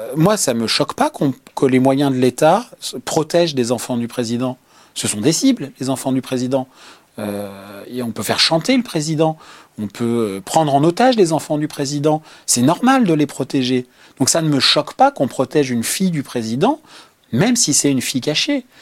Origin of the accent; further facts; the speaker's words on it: Lyon, Auvergne-Rhône-Alpes, France; Je viens de Lyon, où j'ai commencé euh, à la fois dans la presse euh, locale